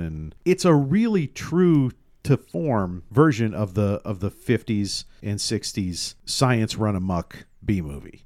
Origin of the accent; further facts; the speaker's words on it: Tacoma, Washington, United States; I grew up in the eighties and nineties in Tacoma